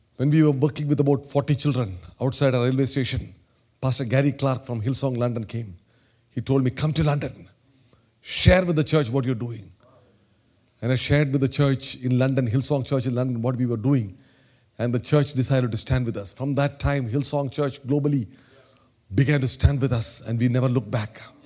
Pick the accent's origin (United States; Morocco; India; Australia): India; accent: Indian; my Indian accent